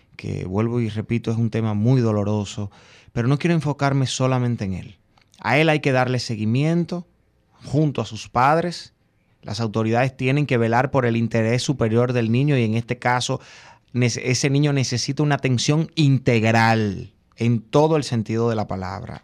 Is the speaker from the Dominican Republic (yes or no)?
yes; Dominican Republic